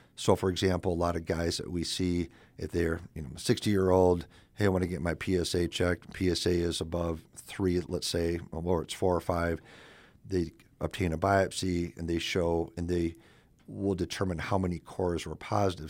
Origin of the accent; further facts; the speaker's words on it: South Dakota, United States; moved away as an adult; also born or lived in Madison, Wisconsin; I'm originally from South Dakota and went to Augie, then USD, then I went to Badgerland out of Madison, Wisconsin